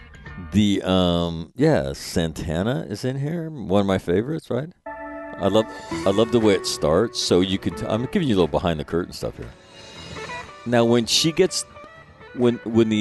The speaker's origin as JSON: {"language": "English", "region": "California", "country": "United States", "tie": "born or raised there", "said": "I'm from California, a native of the Golden State"}